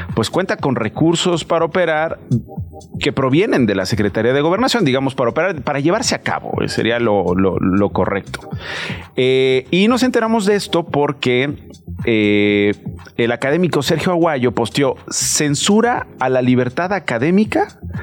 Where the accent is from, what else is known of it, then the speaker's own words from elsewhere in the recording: Mexico; como mexicanos